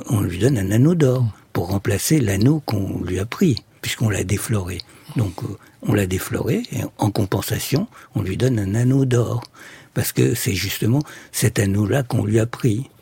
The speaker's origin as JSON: {"language": "French", "country": "Egypt", "tie": "born or raised there", "said": "Je suis né en Égypte"}